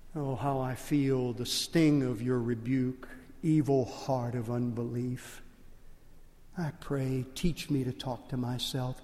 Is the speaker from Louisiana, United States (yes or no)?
yes; Lake Charles, Louisiana, United States; accent: Cajun; moved away; I'm Cajun. And when, when we go back to Lake Charles and I get around family members, you can tell I'm Cajun because I, I kind of slip into a Cajun dialect